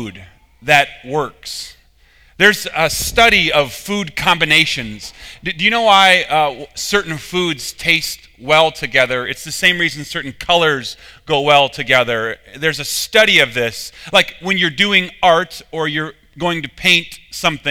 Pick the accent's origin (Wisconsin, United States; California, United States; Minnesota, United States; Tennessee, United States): Minnesota, United States; I'm from Minnesota